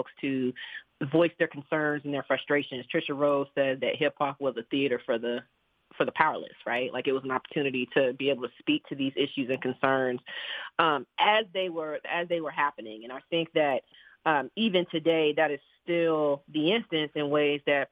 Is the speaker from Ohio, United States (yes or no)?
no; Albany, Georgia, United States; also born or lived in Alexandria, Virginia (DMV); growing up in Albany